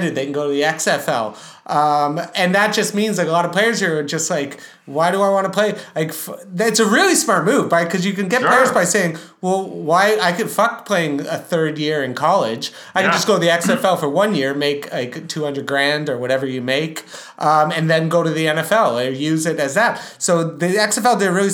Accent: Canada; we're from Canada.

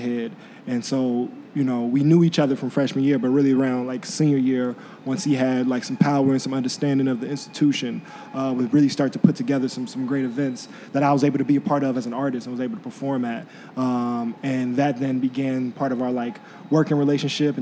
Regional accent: Chicago, Illinois, United States; I'm born and raised in Chicago from the South Side.

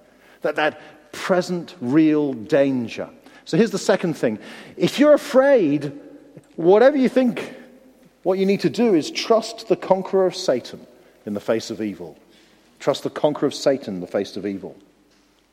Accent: United Kingdom; we're British

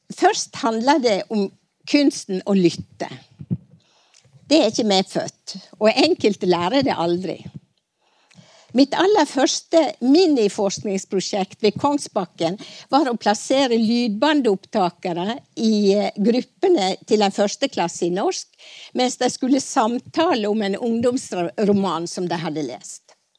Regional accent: Stryn, Vestland, Norway; på den vesle Kvitmåla grendaskolen på Bergsida i Stryn der jeg vokste opp

